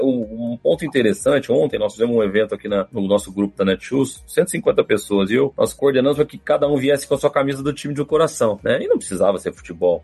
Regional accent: Franca, São Paulo, Brazil; Sou de Franca

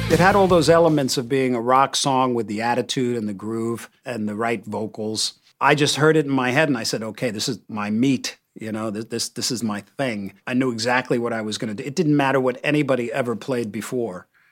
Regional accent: United States

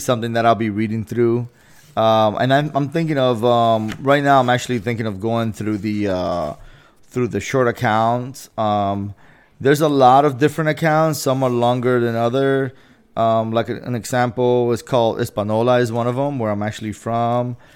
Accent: Dominican Republic; moved away; I'm from the Dominican Republic

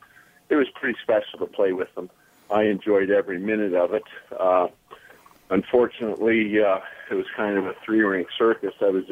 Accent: London, Ontario, Canada; being born and raised in London

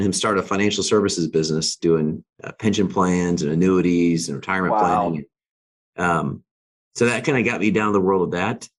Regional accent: Alaska, United States; I grew up in Alaska.

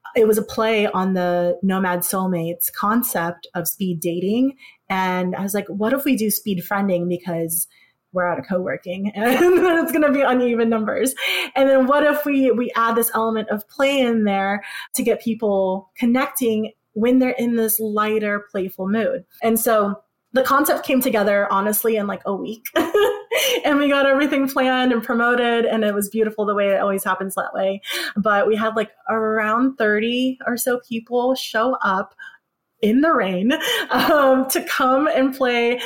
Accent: Philippines; moved away; the place that I was born.

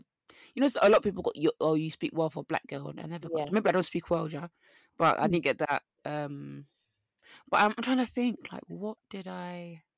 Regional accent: East of England, United Kingdom; people, and sometimes people don't even know I'm from Essex because of my accent.

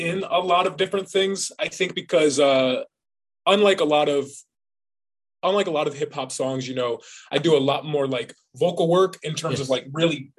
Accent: Texas, United States; I came back from Texas. I'm from Texas.

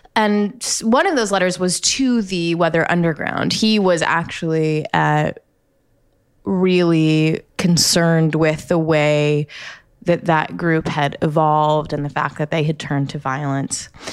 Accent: United States; as an American educated, um, pretty badly, but, uh, like the American public school system

